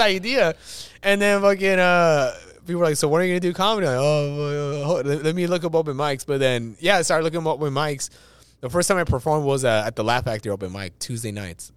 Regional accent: Los Angeles, California, United States; I was born in East

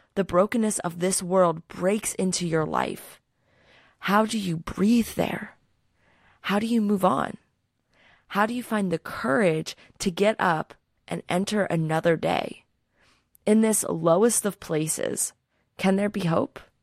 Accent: Philadelphia, Pennsylvania, United States; I'm from Philadelphia

